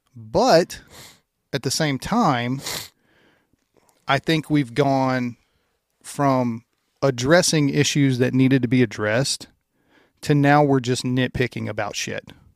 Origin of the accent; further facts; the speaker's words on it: Louisiana, United States; I'm from Louisiana.